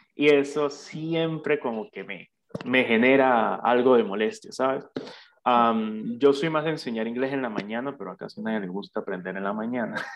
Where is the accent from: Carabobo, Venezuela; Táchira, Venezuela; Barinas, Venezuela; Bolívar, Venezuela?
Barinas, Venezuela; Santa Bárbara; soy oriundo de Santa Bárbara, de Barinas, al igual que tú